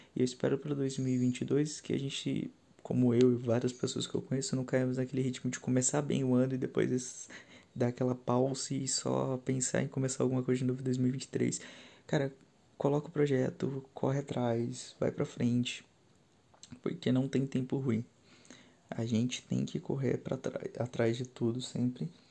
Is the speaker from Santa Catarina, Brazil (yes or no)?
no; São Paulo, Brazil; moved away; sou paulistano, moro no interior de São Paulo há alguns anos já